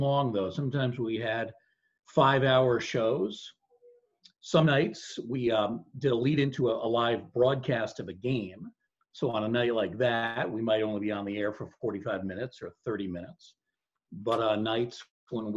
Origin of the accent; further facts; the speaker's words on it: Bronxville, New York, United States; I was born in Bronxville, New York, which is right next to Yonkers.